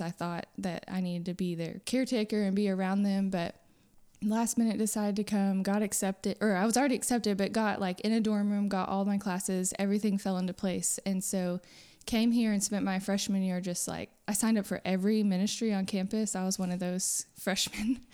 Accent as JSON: {"language": "English", "town": "Friendswood", "region": "Texas", "country": "United States", "tie": "born or raised there", "moved": "as an adult", "lives_now": "Nacogdoches, United States", "said": "I grew up in Friendswood, which is southeast Houston area"}